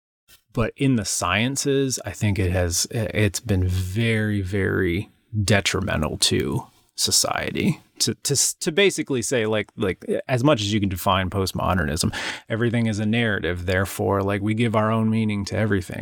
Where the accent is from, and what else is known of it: United States